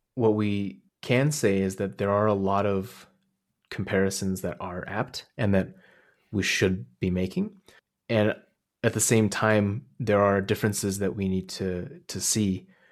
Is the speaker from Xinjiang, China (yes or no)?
yes; Hotan, Xinjiang, China; now in Canada; my hometown, Joten, which is this oasis city in the, kinda like right on the edge of the desert.